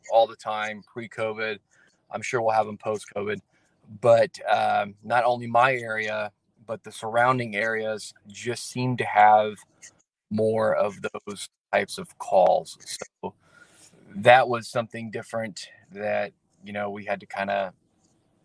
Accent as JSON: {"language": "English", "town": "Morgantown", "region": "Indiana", "country": "United States", "tie": "born or raised there", "said": "I am from Morgantown, Indiana. I grew up in the Brown County area."}